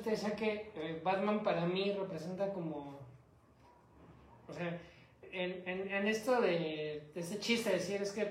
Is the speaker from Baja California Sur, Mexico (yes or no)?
no; Mexico City, Mexico; fallé como chilango